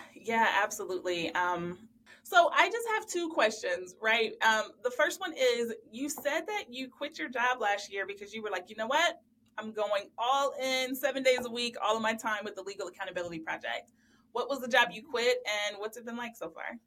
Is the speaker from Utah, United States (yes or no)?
no; Ohio, United States; also born or lived in Louisiana; I'm from Ohio and we have nine law schools here